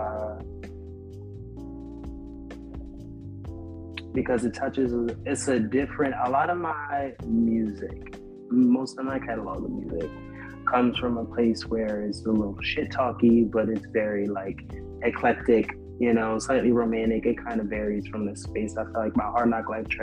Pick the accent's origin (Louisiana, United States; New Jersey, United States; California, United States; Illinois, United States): New Jersey, United States; Camden; I grew up in South Jersey in Camden